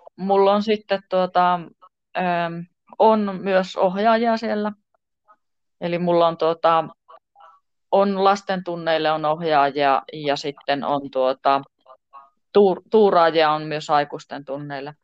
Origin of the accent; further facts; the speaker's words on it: Tornio, Lapland, Finland; minä tuun Torniosta